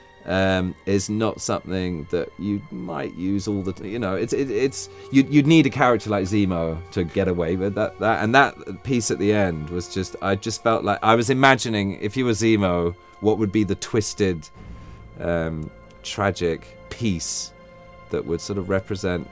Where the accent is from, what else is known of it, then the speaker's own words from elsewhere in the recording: England, United Kingdom; moved away; I'm English.